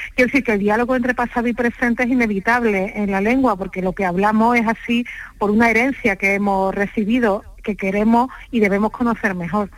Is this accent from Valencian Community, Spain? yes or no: no; Andalusia, Spain; accent: Andalusian; soy andaluza, como es evidente por mi, por mi acento